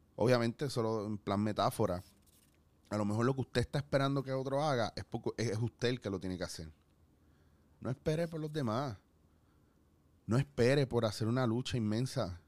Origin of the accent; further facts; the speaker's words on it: Puerto Rico; como puertorriqueños